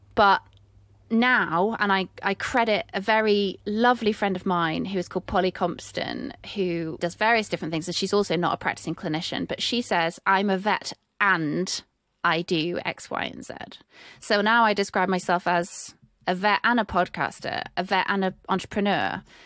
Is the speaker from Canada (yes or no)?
no; United Kingdom; accent: British; I'm British